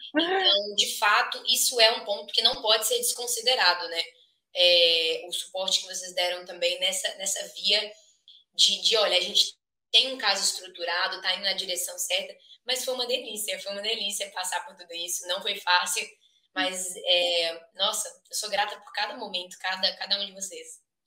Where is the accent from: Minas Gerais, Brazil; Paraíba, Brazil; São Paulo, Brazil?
Minas Gerais, Brazil; moved away as an adult; now in United States; sou natural de Minas Gerais, da terra do pão de queijo